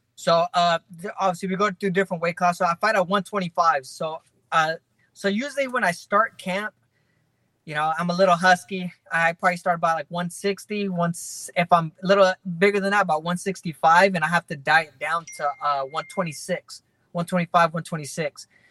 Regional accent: Fresno, California, United States; My hometown basically came out there to support.

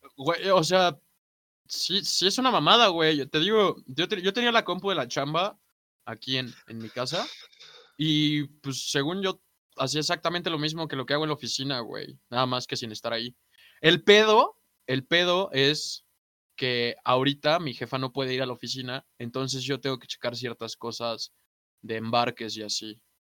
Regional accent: Mexico; Nací aquí en México

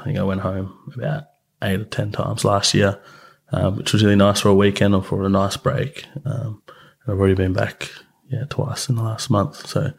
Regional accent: Mornington Island, Queensland, Australia; But then on my mother's side as well, I'm also Lardil from Mornington Island.

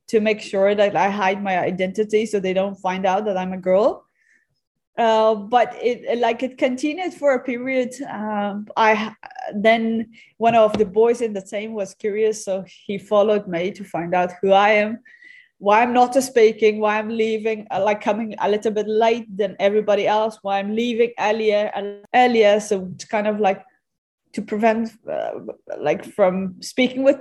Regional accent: Afghanistan; I come from Afghanistan

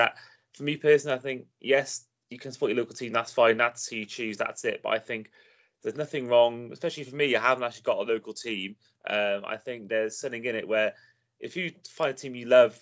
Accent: Welsh, Wales, United Kingdom; despite being Welsh

